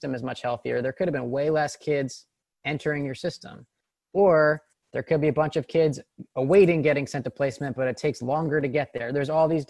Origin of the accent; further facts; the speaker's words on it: Morristown, New Jersey, United States; I am a white person that was born in Morristown, New Jersey, which is a pretty affluent suburb.